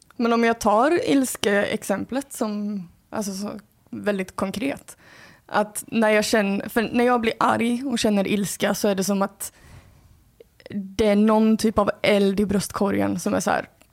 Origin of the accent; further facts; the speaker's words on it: Skåne, Sweden; accent: Scanian; Min skånska som kommer